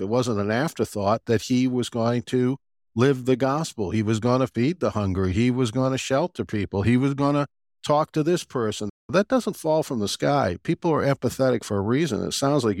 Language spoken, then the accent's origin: English; Boston, Massachusetts, United States; I'm from the area.